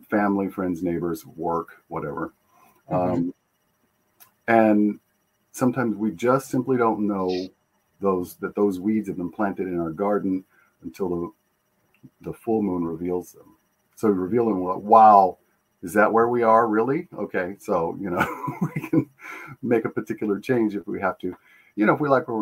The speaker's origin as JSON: {"language": "English", "town": "Tucson", "region": "Arizona", "country": "United States", "tie": "born or raised there", "said": "I grew up in Tucson"}